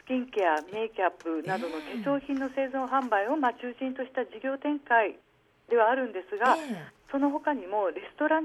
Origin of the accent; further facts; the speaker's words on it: Kagoshima, Japan; moved away as an adult; also born or lived in Tokyo; now in Sendai, Japan; 私のですね、出身は